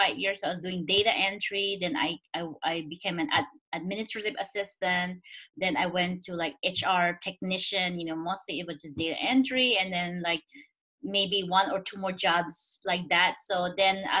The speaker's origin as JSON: {"language": "English", "country": "Philippines", "tie": "born or raised there", "moved": "as an adult", "lives_now": "Silicon Valley, United States", "said": "I'm Chinese, born and raised in the Philippines"}